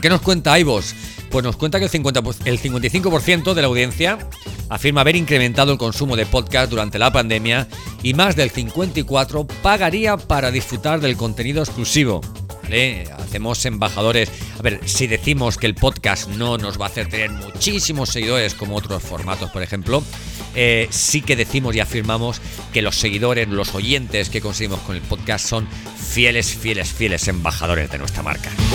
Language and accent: Spanish; Spain; nuestro país